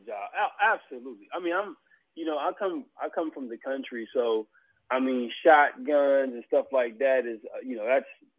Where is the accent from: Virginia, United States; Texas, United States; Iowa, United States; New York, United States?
Virginia, United States; South Boston; moved away; I'm from Virginia, South Boston, Virginia.